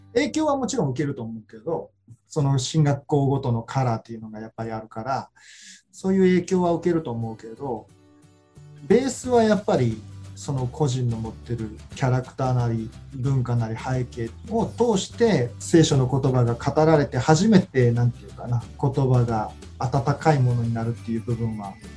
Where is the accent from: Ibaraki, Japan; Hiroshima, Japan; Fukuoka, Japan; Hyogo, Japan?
Hyogo, Japan; Ashiya; 僕が出身のあの教会は生まれ育った教会は単立の教会芦屋福音教会という単立の教会なんですけど